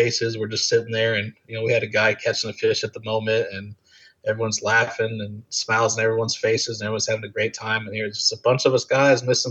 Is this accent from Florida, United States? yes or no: yes; Florida, United States; I'm from Florida